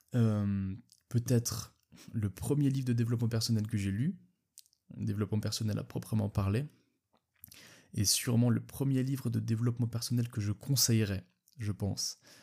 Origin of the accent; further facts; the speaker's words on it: Switzerland; je suis suisse